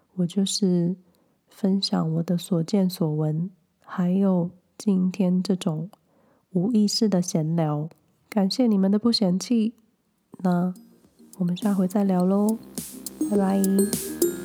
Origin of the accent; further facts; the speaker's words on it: a small town in Hsinchu, Hsinchu County, Taiwan; moved away; 即便我的老家是在新竹的小小镇上，但是只要走入几分钟就会有一个便利商店，然后你想要去各个地方，其实都很方便